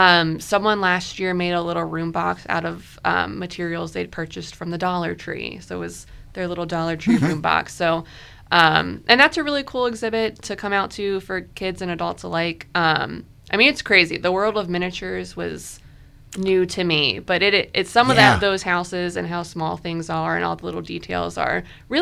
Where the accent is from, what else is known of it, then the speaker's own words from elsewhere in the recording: Richmond, Virginia, United States; I grew up in Richmond.